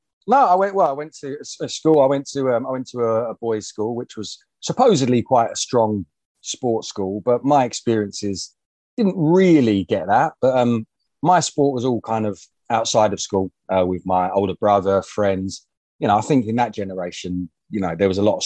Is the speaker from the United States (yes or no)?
no; London, United Kingdom; I was born in North London, so I haven't gone too far